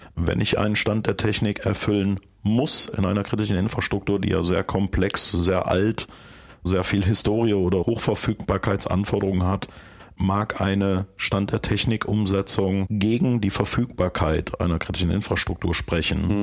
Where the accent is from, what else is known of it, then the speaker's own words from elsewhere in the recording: Bonn, North Rhine-Westphalia, Germany; Ich komme ja aus Bonn. In der Gegend, wo ich wohne